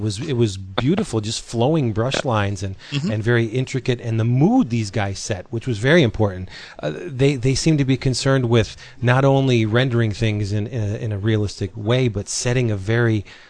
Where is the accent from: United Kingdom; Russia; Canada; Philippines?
Philippines; Yeah, I'm a Filipino myself